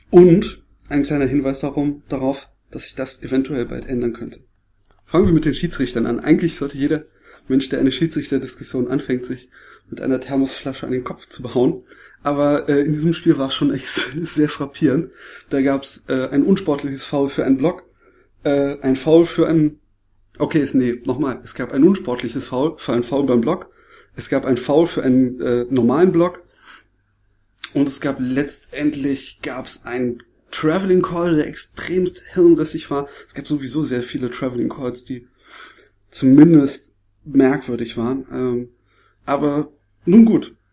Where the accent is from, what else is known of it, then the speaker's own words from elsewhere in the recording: Berlin, Germany; weil ich als Berliner das nicht gewohnt bin